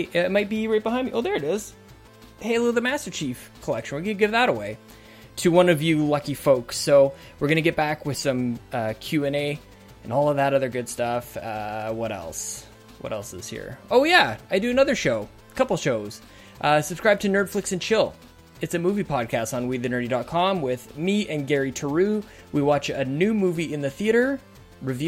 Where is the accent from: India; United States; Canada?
Canada; I'm Canadian.